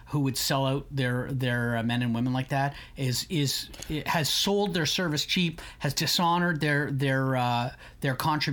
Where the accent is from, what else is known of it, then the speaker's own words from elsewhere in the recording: Canada; we as Canadian citizens